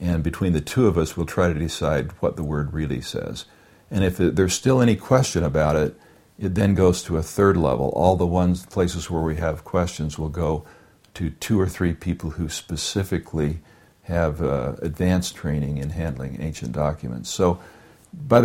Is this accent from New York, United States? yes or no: no; California, United States; moved away; I'm from California